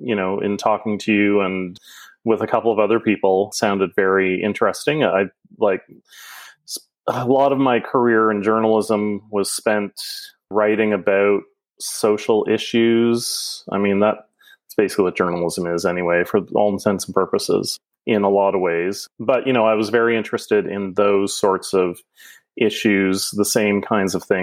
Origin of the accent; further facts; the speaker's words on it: Wellington, Prince Edward Island, Canada; moved away as an adult; also born or lived in Halifax, Nova Scotia; now in Nova Scotia, Canada; Originally, I come from PEI, a little small village called Wellington. I grew up there and spent most of my early years there